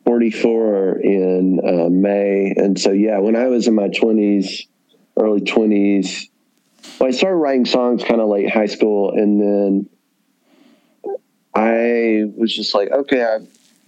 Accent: the South, United States; growing up in the South

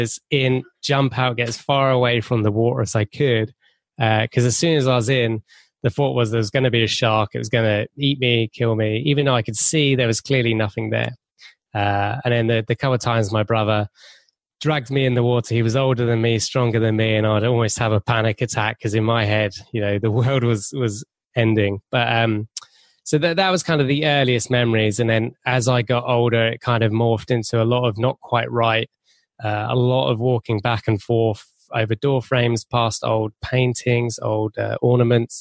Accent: England, United Kingdom

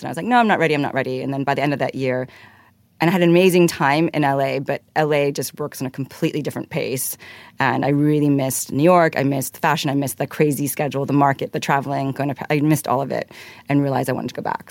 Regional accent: Hong Kong; I grew up in Hong Kong, actually

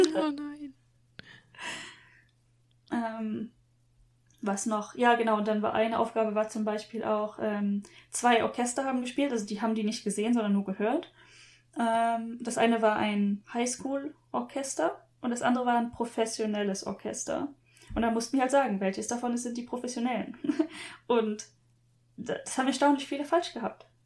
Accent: Germany; now in Japan; Bin ich wirklich in Deutschland aufgewachsen?

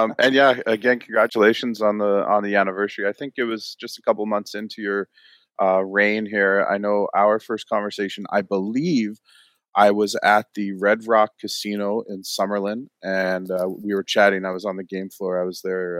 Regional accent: East Coast, Newfoundland and Labrador, Canada; moved away; I grew up on the East Coast

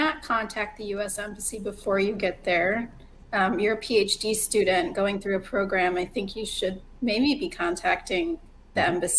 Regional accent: United States; I was born in the United States.

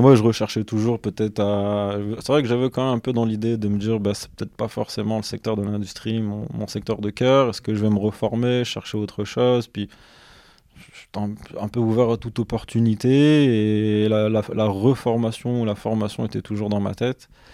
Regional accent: Douai, Hauts-de-France, France; also born or lived in Lens / Valenciennes / Lille metropolitan area; je suis originaire euh, de Lens. J'ai grandi à Douai

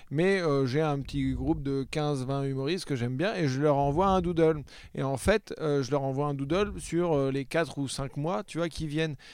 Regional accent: Le Mans, Pays de la Loire, France; Moi, je suis du Mans. Du Mans

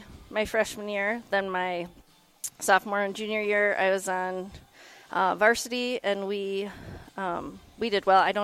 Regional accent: Perrysburg, Ohio, United States; So I grew up here in Perrysburg, went to Woodland Elementary

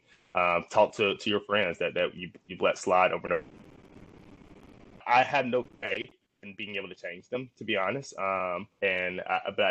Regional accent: Jackson, Mississippi, United States; I grew up in Jackson, Mississippi, which is where I am right now.

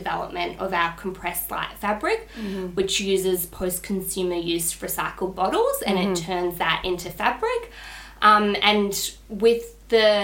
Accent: Melbourne, Victoria, Australia; moved away as an adult; now in Sydney, Australia; Vera and I grew up together in Melbourne

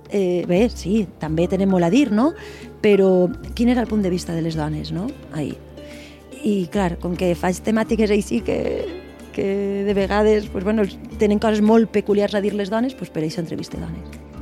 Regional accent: Valencian Community, Spain; la nostra pròpia identitat personal i com a valencianes

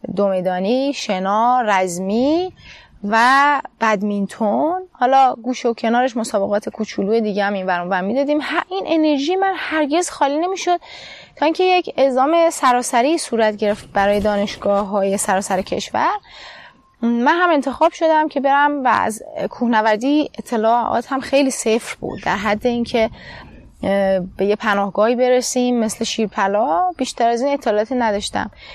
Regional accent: Iran; moved away as an adult; also born or lived in United Arab Emirates / Turkey; من در ایران به دنیا آمدم

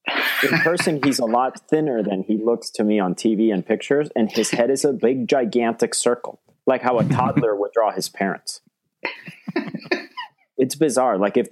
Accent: Colombia; And I was raised in Colombia.

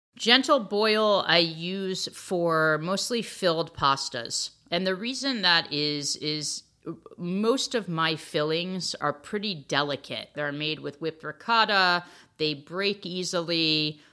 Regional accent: outside New Haven, Connecticut, United States; I grew up outside of New Haven, Connecticut

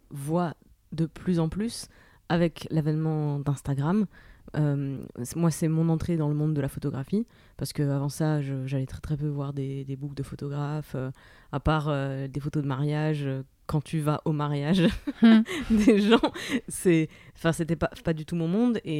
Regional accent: Moselle, Grand Est, France; je viens de Moselle.

